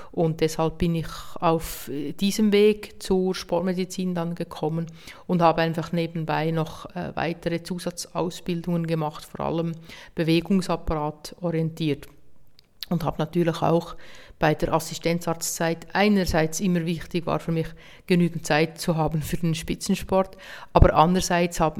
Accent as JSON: {"language": "German", "town": "Hergiswil", "region": "Nidwalden", "country": "Switzerland", "said": "mein Triathlon-Club in Hergiswil, wo ich herkomme, motiviert"}